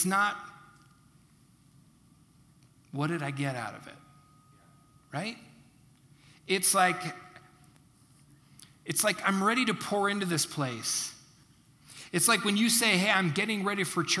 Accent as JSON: {"language": "English", "country": "United States", "said": "I'm an American"}